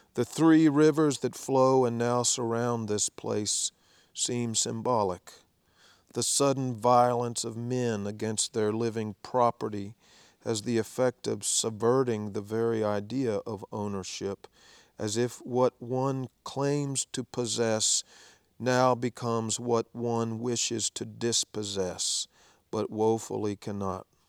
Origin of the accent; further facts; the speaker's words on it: Danville, Kentucky, United States; spent some time in Danville, which happens to be my hometown